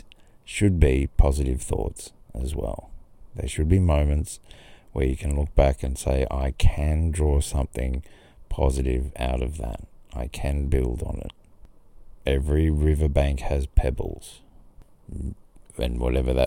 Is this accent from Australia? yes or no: yes; Grafton, New South Wales, Australia; also born or lived in Sydney; in Grafton, my hometown